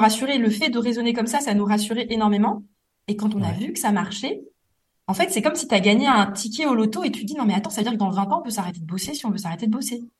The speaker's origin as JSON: {"language": "French", "town": "Metz", "region": "Grand Est", "country": "France", "tie": "born or raised there", "moved": "yes", "lives_now": "Paris, France", "said": "à Metz, ma ville natale"}